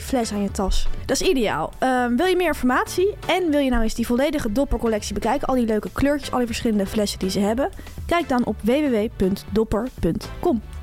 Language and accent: Dutch; Delft, South Holland, Netherlands; Ik kom uit Delft, dat ligt wel in de Randstad